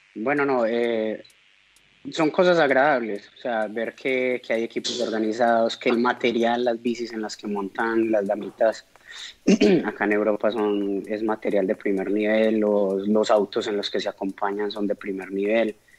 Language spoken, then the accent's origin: Spanish; Colombia; uno como buen colombiano